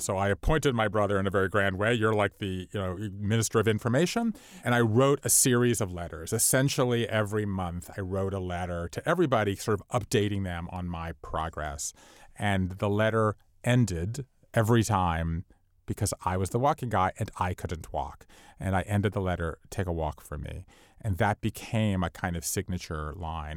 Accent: Savannah, Georgia, United States; We all went to my hometown, and Savannah, Georgia is sort of out of the way

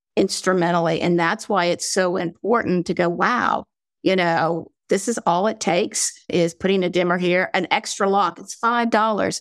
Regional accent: North Carolina, United States; accent: southern drawl; I'm from North Carolina, so sometimes I have a draw. I try not to have a southern draw

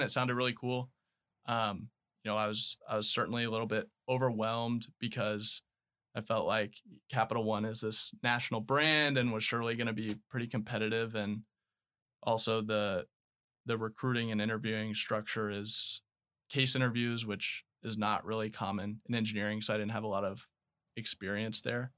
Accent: Knoxville, Tennessee, United States; moved away as an adult; also born or lived in Florida / Alabama; Born in Florida, I grew up in Knoxville, Tennessee

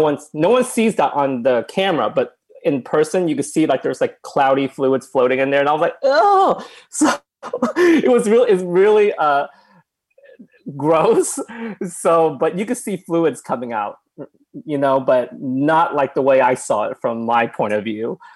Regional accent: Oklahoma, United States; moved away; I came from Oklahoma and my parents uh, own a restaurant

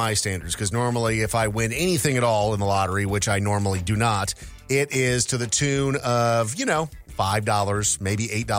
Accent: Minnesota, United States; I grew up in Minnesota

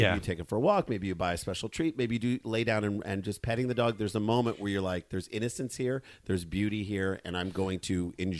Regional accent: St. Louis, Missouri, United States; moved away; because we grew up in St. Louis, because we went down to the landing in the summer

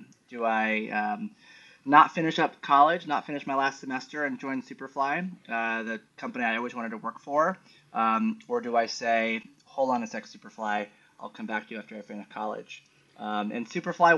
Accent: New York City, New York, United States; a New Yorker born and raised

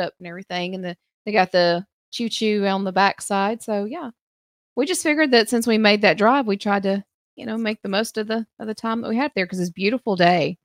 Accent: the South, United States; as a Southerner

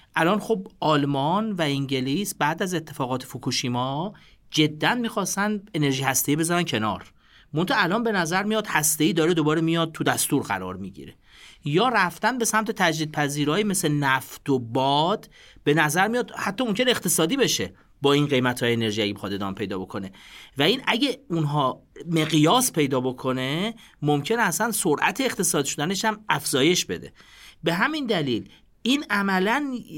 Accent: Iran; ما به عنوان یه ایرانی

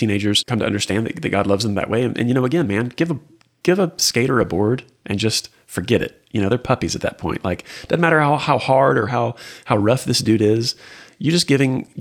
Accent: Houston, Texas, United States; also born or lived in Lubbock, Texas / Austin, Texas; now in Waco, United States; born and raised in Houston, spent time in Lubbock, lived in Austin, kind of back to Houston for some years

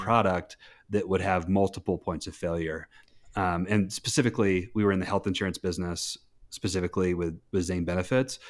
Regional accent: North Carolina, United States; moved away as an adult; now in Park City, United States; I was born in North Carolina. I, my parents got divorced at a young age, uh, and so I moved all around North Carolina

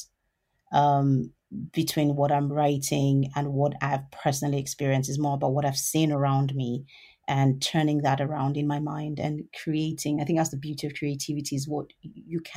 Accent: Lagos, Nigeria; moved away as an adult; now in United Kingdom; I was born in Lagos in Nigeria, and I lived there for about 19 years of my life.

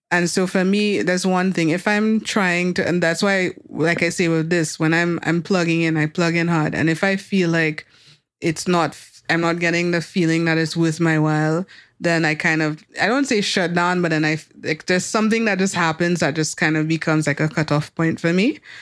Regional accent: Soufrière, St. Lucia; growing up in Sufre

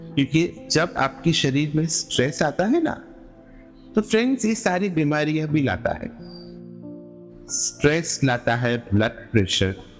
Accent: Mumbai, Maharashtra, India; मैं प्रॉपर मुंबई से हूँ

